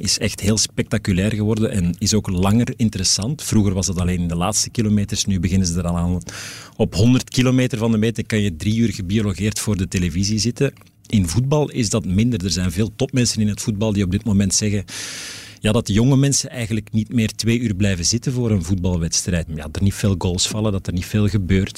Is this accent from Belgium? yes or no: yes; Antwerp, Flanders, Belgium; ik ben van het Antwerpse. Eh, geboren in Wilrijk